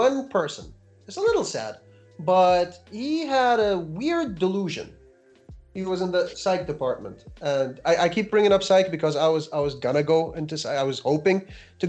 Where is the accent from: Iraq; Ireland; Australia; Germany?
Iraq; moved away as an adult; now in New York, United States